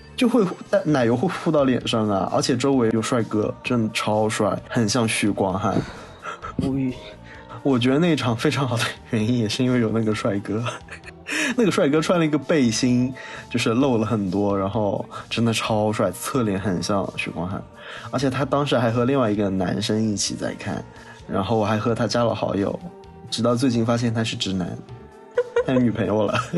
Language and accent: Chinese; Wuxi, Jiangsu, China; moved away; 这不是唱我的家乡吗